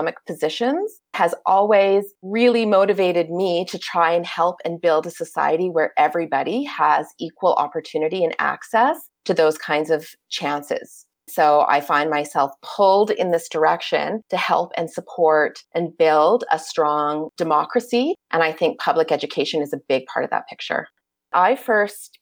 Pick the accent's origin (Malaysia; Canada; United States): Canada; Alberta; also born or lived in Calgary, Alberta; I live in Calgary, Alberta, and I grew up in Alberta